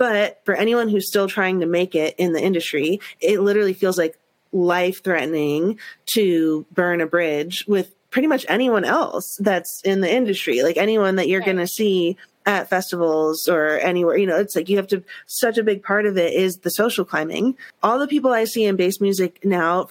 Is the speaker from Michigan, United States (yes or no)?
no; New York, United States; I grew up in New York and that's so much the culture of New York